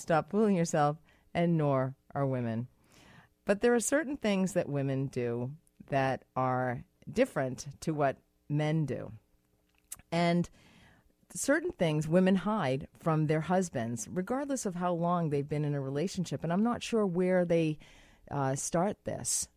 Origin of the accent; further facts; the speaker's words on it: United States; moved away; in America, which is my home country, which is where I'm from